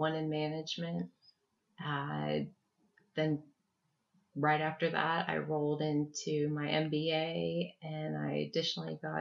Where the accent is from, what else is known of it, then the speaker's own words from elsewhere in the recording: Houston, Texas, United States; I grew up in Houston, Texas